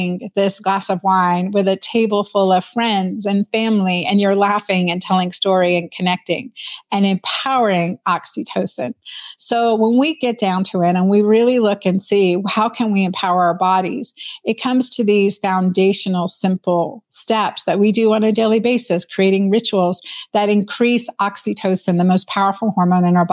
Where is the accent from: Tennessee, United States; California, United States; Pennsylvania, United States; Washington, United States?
Pennsylvania, United States; also born or lived in Doylestown, Pennsylvania; we grew up in Hapro, Pennsylvania, and then moved to Doylestown as a teenager in Pennsylvania.